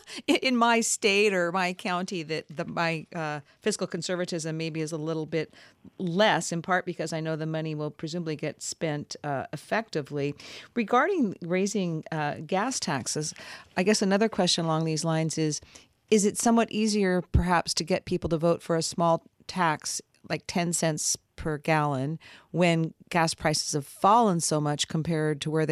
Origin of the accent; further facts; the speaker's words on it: Washington, United States; I'm from Washington State.